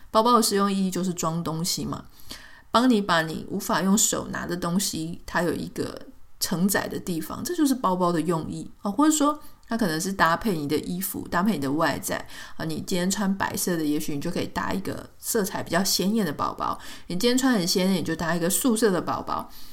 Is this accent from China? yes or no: no; Taiwan; 我自己也是在台湾长大嘛